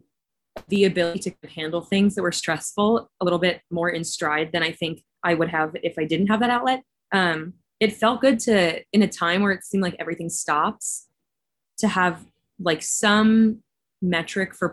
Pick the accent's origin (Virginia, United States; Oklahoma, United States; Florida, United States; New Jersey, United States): New Jersey, United States; Northern; also born or lived in Massachusetts; I grew up in Northern New Jersey